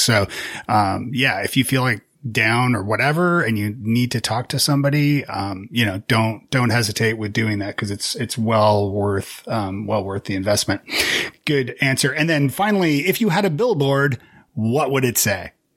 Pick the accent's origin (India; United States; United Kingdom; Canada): Canada; as a Canadian